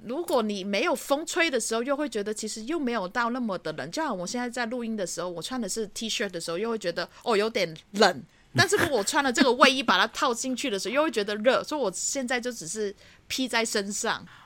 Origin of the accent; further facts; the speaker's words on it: Hong Kong; now in Taiwan; 我们香港人就很喜欢学